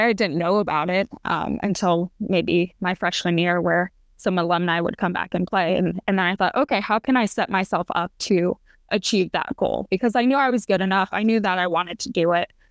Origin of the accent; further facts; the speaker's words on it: Arizona, United States; moved away as an adult; also born or lived in Oregon; I was born and raised in Arizona